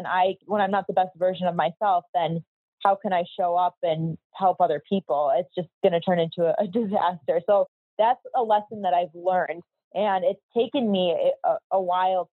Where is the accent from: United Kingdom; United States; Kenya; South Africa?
United States; Chicago, Illinois; moved away as an adult; now in Miami Beach, United States; I'm from Chicago